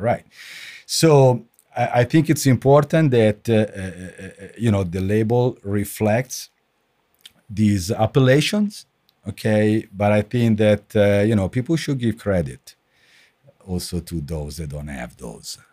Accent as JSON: {"language": "English", "country": "Italy", "tie": "born or raised there", "moved": "as an adult", "said": "I grew up in Italy. I finished my study in in Italy. I worked in Italy"}